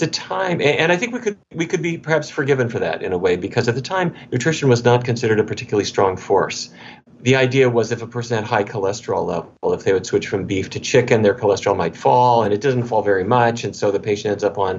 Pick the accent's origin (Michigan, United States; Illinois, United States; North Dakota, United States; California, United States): North Dakota, United States; now in Washington, D.C., United States; I grew up in North Dakota, which is kind of cowboy country.